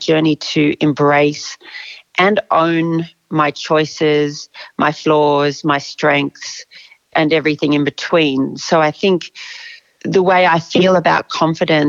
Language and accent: English; Australia; also born or lived in South Africa; I grew up in South Africa when I was really young and moved to Australia when I was 10.